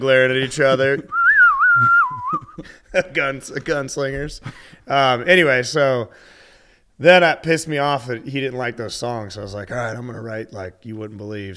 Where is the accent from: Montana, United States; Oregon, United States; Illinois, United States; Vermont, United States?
Montana, United States; I'm from the land of snowmobiles. We're almost Canadian.